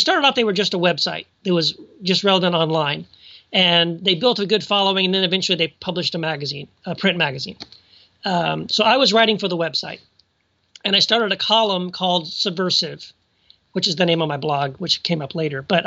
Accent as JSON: {"language": "English", "town": "El Paso", "region": "Texas", "country": "United States", "tie": "born or raised there", "also_born_or_lived": "Tennessee", "moved": "as an adult", "lives_now": "Orange, California, United States", "said": "raised mostly in South Texas, went to lived most of my life in El Paso, Texas, from like junior high all the way through college."}